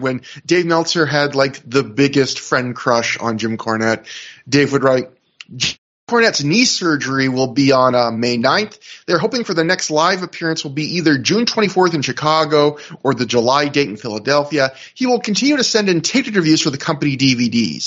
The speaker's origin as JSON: {"language": "English", "country": "Canada", "said": "even though I'm Canadian"}